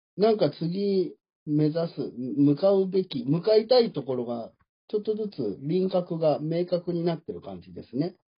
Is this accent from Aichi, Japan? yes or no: no; Osaka, Japan; accent: Kansai dialect; moved away as an adult; 生まれは大阪です。ずっと関西の人間だった。